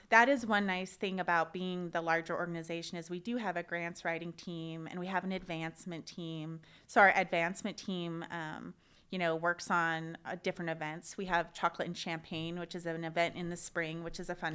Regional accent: Missoula, Montana, United States; moved away as an adult; also born or lived in Oregon; now in Spokane, United States; I grew up in Missoula, Montana, and I studied psychology there

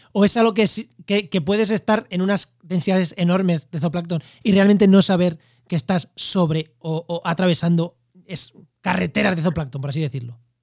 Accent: Albacete, Castilla-La Mancha, Spain; en Albacete, que están, oye, en mi tierra

